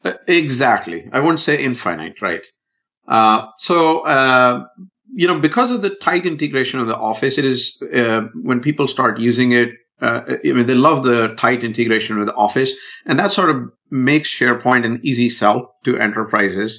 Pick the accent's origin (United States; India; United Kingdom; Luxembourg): India; I'm Indian